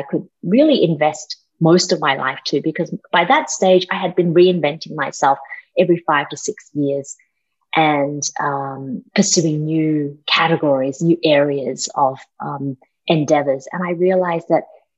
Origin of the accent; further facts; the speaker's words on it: Australia; also born or lived in Malaysia; I grew up in Australia, that's the accent.